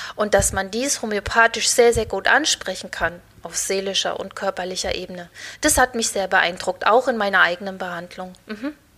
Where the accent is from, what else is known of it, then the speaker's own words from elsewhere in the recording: Thuringia, Germany; ich komme aus der Mitte von Deutschland, aus Thüringen